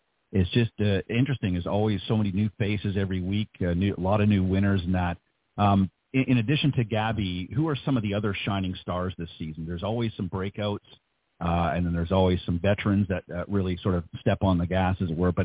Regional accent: Canada; moved away; I'm being from Canada

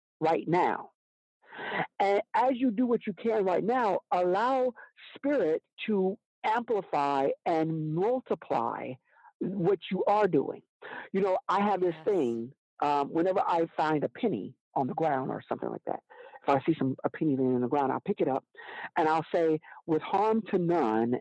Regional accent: Alabama, United States; I'm from Alabama.

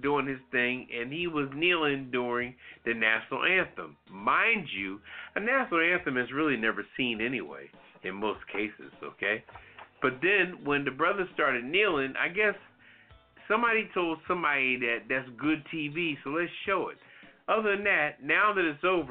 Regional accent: Philadelphia, Pennsylvania, United States; Born and raised in Philadelphia

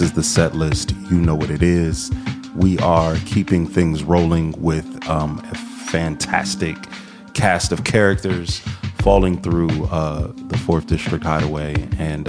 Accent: Midwest, United States; now in Atlanta, United States; I'm from the Midwest originally

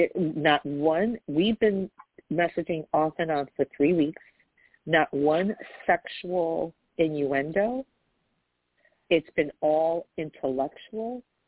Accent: New York, United States; I just Googled, I'm from New York, this is confusing me

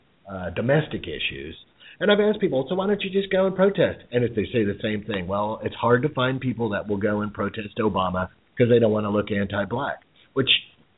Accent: United States; as an American

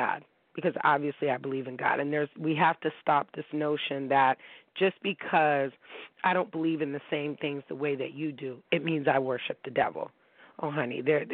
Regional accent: Pittsburgh, Pennsylvania, United States; moved away; also born or lived in Tampa, Florida; we grew up in Shiloh Community Baptist Church in Pittsburgh, Pennsylvania

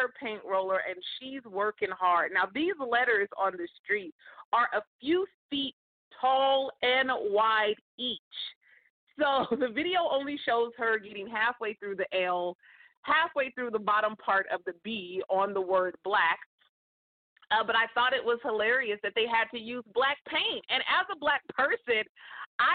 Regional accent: California, United States; in California. That's my home state

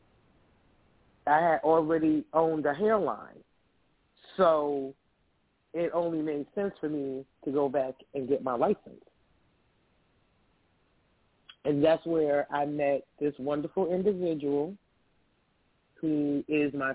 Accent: Roosevelt, New York, United States; I actually am originally from Roosevelt, New York.

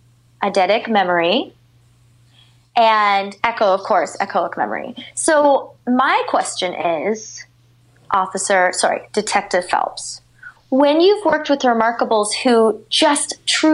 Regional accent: Canada; Well, I can't be racist. I'm Canadian.

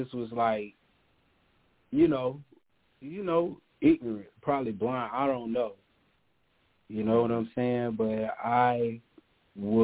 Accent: the South, United States; I'm from the South

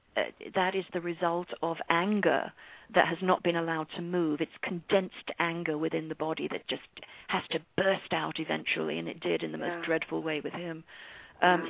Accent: London, United Kingdom; moved away as an adult; now in United States; I was born in London from an English mother and an Irish father.

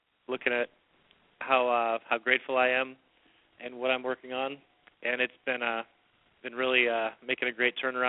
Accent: Redwood City, California, United States; I'm from Redwood City, California

